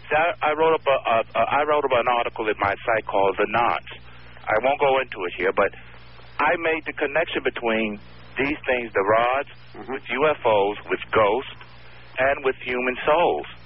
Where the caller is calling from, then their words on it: New York City, New York, United States; I'm calling from Brooklyn.